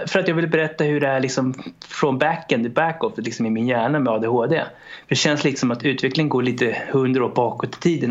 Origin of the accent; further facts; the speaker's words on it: Sweden; also born or lived in Romania; Jag föddes i Rumänien 1991 och kom till Sverige 94